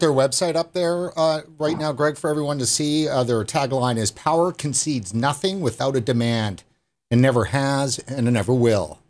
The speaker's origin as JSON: {"language": "English", "country": "Canada", "also_born_or_lived": "British Columbia", "said": "I'm a card carrying Aboriginal Canadian"}